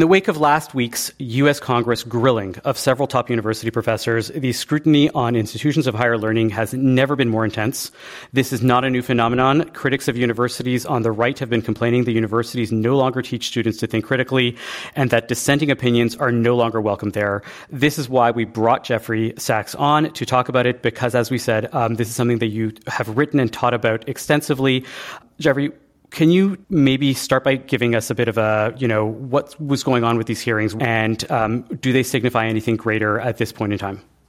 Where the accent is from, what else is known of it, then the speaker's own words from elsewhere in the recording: Canada; moved away as an adult; now in United States; I'm the Canadian in America